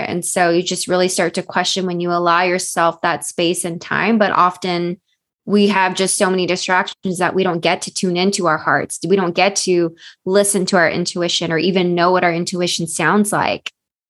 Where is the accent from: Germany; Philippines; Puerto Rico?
Philippines; And then me being Filipino in Asian culture, we have to be very deferential to elders because they know better.